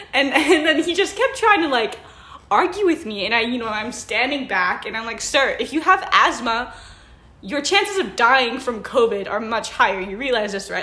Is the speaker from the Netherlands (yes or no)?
yes; Netherlands; moved away; So I grew up in the Netherlands, which is this tiny little country on the end of Europe, next to Germany, um, and above Belgium